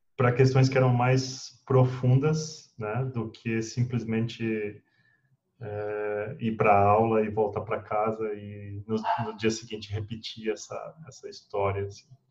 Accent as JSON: {"language": "Portuguese", "town": "Brazlândia", "region": "Federal District", "country": "Brazil", "tie": "born or raised there", "said": "Nasci no Distrito Federal, numa cidadezinha, talvez a segunda cidade mais antiga do Distrito Federal, que é Braslândia"}